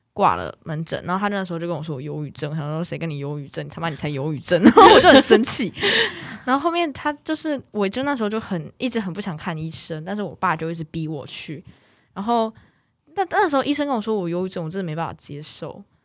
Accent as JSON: {"language": "Chinese", "region": "Kaohsiung", "country": "Taiwan", "tie": "born or raised there", "moved": "as an adult", "lives_now": "Taipei, Taiwan", "said": "我原嗯。本是在高雄居住，那小嗯。时候就在高雄住，那我是二零一八才搬来台北"}